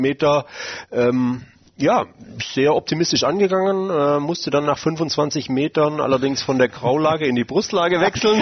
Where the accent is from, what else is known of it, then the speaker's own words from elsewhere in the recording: Mengen, Baden-Württemberg, Germany; meiner Heimatstadt in Mengen